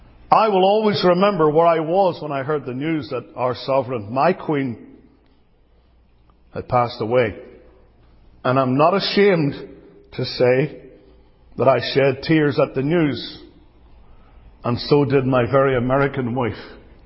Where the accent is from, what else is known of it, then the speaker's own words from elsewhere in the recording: Northern Ireland, United Kingdom; now in United States; I was born in the British state as a proud Briton in Northern Ireland.